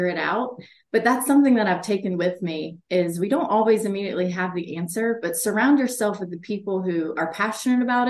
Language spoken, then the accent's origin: English; the South, United States; also born or lived in Chicago; I'm from the South